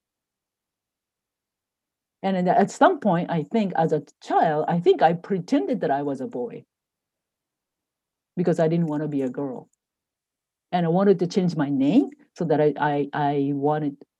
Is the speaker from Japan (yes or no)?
yes; Japan; moved away as an adult; now in United States; I grew up in Japan